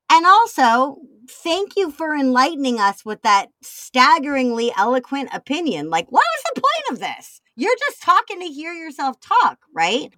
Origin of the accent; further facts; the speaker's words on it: Chicago, Illinois, United States; I'm a Chicagoan.